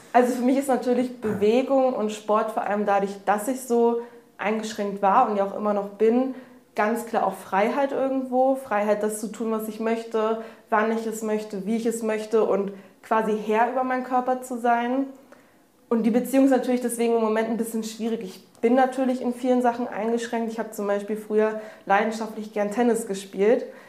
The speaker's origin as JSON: {"language": "German", "area": "near Hanover", "region": "Lower Saxony", "country": "Germany", "moved": "as an adult", "lives_now": "Hamburg, Germany", "said": "ich komme aus der Nähe von Hannover"}